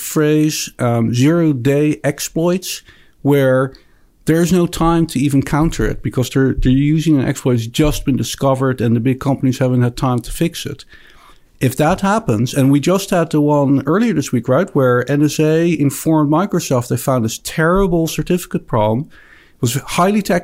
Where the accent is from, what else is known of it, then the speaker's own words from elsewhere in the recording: Netherlands; accent: Dutch; moved away; I actually grew up in the Netherlands.